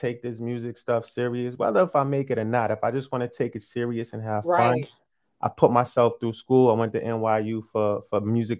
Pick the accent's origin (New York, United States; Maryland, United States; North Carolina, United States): New York, United States; Yonkers; moved away as an adult; now in Moncton, Canada; Original, I'm from Yonkers, New York. Been living in Canada for the past 3 years, Monton, New Brunswick